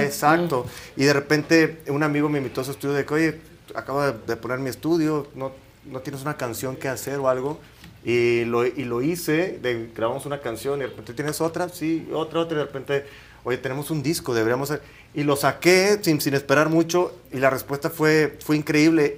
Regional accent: Matamoros, Tamaulipas, Mexico; soy de Matamoros, Tamaulipas.

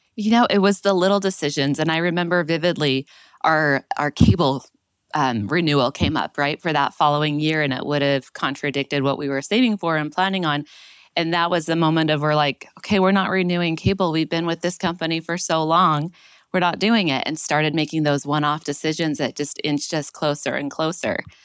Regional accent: Utah, United States; moved away as an adult; also born or lived in Baltimore; I was born and raised in Utah, but living in Baltimore

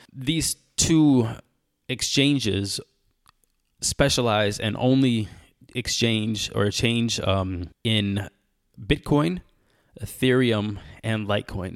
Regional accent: United States; I am American

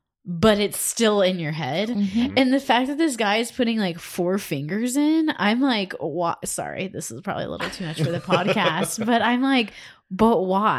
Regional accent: Cleveland, Ohio, United States; I grew up in Cleveland and you could see smokestacks.

